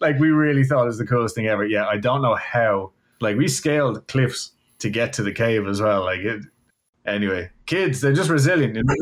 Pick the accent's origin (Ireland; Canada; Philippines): Ireland; now in Houston, United States; I'm from Ireland